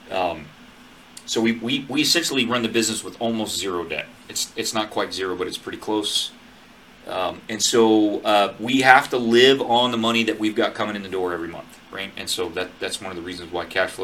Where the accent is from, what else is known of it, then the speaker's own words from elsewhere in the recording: Northwest Montana, United States; now in Central California, United States; I grew up in Northwest Montana